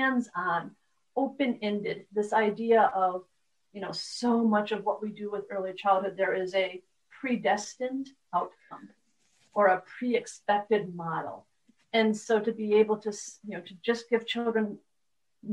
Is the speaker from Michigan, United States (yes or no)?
yes; Detroit, Michigan, United States; I'm from Detroit